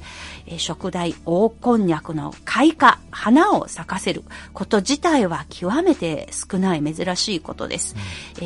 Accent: Anhui, China; 私のふるさとである暗記章

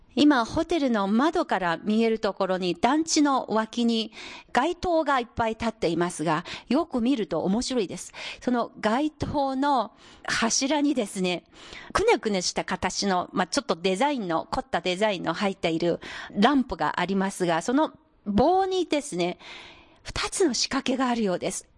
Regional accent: Anhui, China; moved away; 私のふるさとの安徽省の村

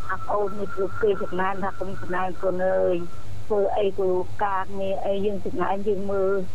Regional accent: Prey Veng, Cambodia; born or raised there; now in Siem Reap, Cambodia

